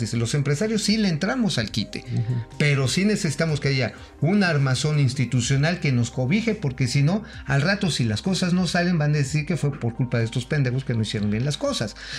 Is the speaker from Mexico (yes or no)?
yes; Mexico; como mexicanos